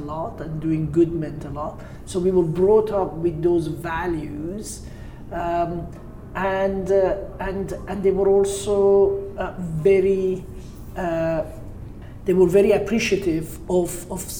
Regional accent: Tehran, Tehran Province, Iran; moved away; also born or lived in Caspian Sea coast, Iran; I grew up in Tehran, and then I moved to the Caspian Sea. So I spent my teenage years as a beach bum

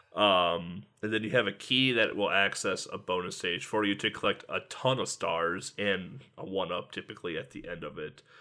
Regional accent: United States; I'm an American

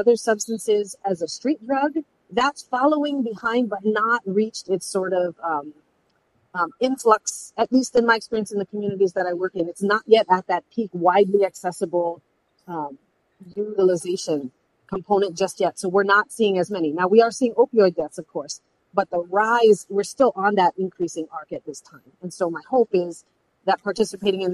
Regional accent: Hawaii, United States; I've spent my career in the service of my people as a therapist, as a healer, specifically as an advocate and a program builder, and someone who builds and maintains relationships as a Hawaiian health leader.

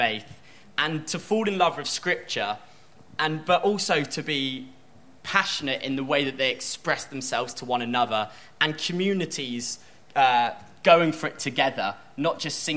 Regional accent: Bournemouth, South West England, United Kingdom; moved away as an adult; now in Whitstable, United Kingdom; I'm from Bournemouth, which I call the California of England.

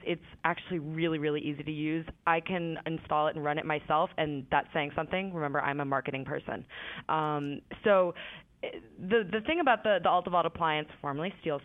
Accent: Boston, Massachusetts, United States; I'm from Boston

